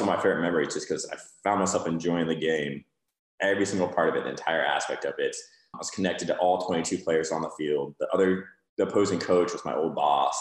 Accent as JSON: {"language": "English", "town": "Denver", "region": "Colorado", "country": "United States", "tie": "born or raised there", "also_born_or_lived": "Boulder, Colorado", "moved": "as an adult", "lives_now": "Napa, United States", "said": "born and raised in Denver, Colorado"}